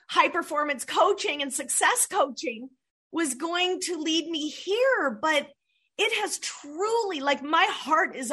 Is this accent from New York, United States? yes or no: no; Southern California, United States; since I was a little girl, growing up in Southern California, just walking distance from the beach